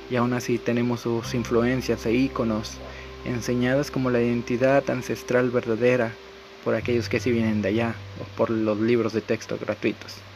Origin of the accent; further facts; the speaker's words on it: Tamaulipas border, Mexico; Yo, por ejemplo, soy tamaulipeco, de la frontera de Tamaulipas.